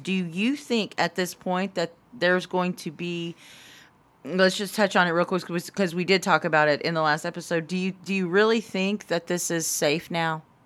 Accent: Anadarko, Oklahoma, United States; I'm from Anadarko

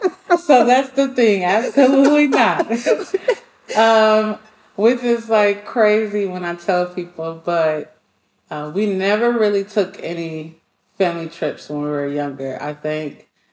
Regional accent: Rockford, Illinois, United States; Illinois, Rockford, Illinois. So I'm a little bit outside of Chicago. A lot of people don't know about it, but I have to represent it, Rockford.

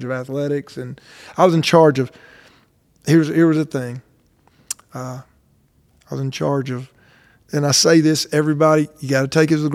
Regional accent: Birmingham, Alabama, United States; now in Madison, United States; I started in 1988. I was 24, and I'm from Birmingham

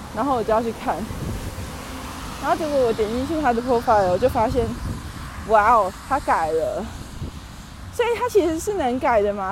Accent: Taiwan; moved away; 我太自台湾

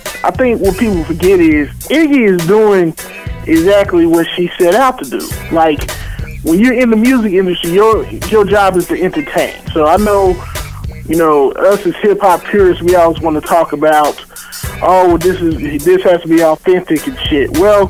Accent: Texarkana, Texas, United States; moved away as an adult; now in Dallas, United States; I've been here about 8 years. I've been born and raised in Texas. I'm originally from Texarkana, Texas. That's like in the country pretty much.

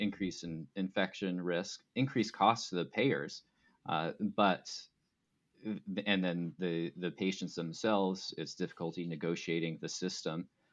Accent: Arizona, United States; I grew up in Arizona

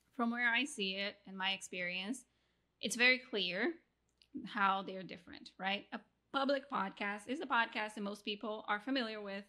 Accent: Rio de Janeiro, Brazil; now in Mexico; I'm originally from Brazil, now living in Mexico, married to an American

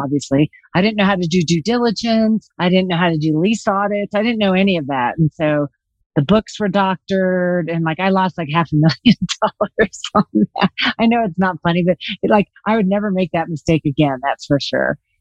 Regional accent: Los Angeles, California, United States; also born or lived in Iowa / New York City / Colorado; now in Vail, United States; I was born in Iowa, raised in Los Angeles, uh, lived in New York City for 13 years, and I've now been in Colorado for 23

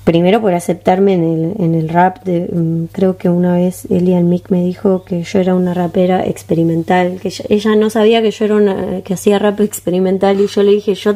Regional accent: Montevideo, Uruguay; born there; Nací en Montevideo. Nací en ah, Montevideo.

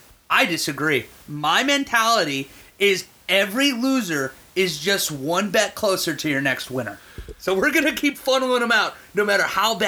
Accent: Pittsburgh, Pennsylvania, United States; I'm from Pittsburgh, so you know what everybody at home sitting there thinking right now. We got another Yinzer Steeler fan on the line.

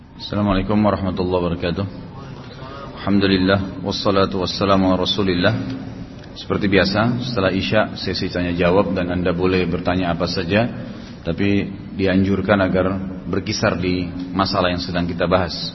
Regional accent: Indonesia; kita nih semua lahir di Indonesia

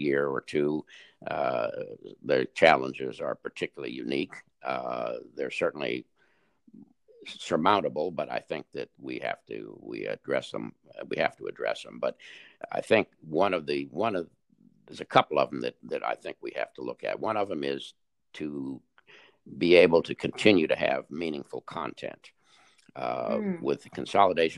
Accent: Los Angeles, California, United States; I was born and raised in Los Angeles

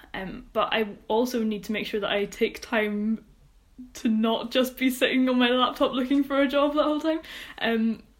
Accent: Troon, Scotland, United Kingdom; my hometown, which is Troon

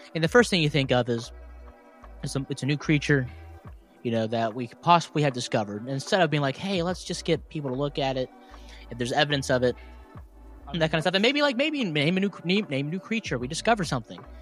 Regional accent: West Virginia, United States; accent: West Virginia; I'm from West Virginia, and I'd be talking right now it's just the normal West Virginia accent

